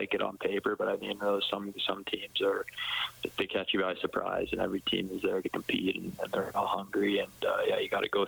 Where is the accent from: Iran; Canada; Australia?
Canada; Edmonton, Alberta; in my hometown